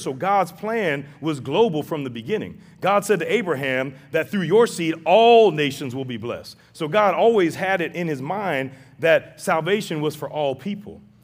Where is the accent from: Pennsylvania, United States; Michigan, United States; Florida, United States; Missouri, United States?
Missouri, United States; St. Louis; I grew up in Saint Louis, very racially divided city